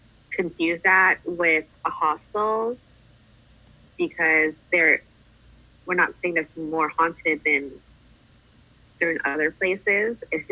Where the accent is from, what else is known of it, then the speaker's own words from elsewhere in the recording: Toronto, Ontario, Canada; now in Ottawa, Canada; I live in Ottawa, but I'm also from Toronto.